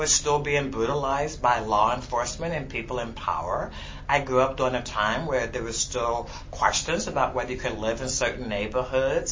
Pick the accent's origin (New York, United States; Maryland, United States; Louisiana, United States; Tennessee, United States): Maryland, United States; Baltimore; now in Portland, United States; I was fortunate to start my life in Baltimore, Maryland, which was 80% black